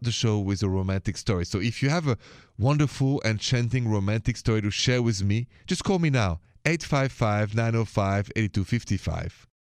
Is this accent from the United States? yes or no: no; France; accent: French; my accent is French.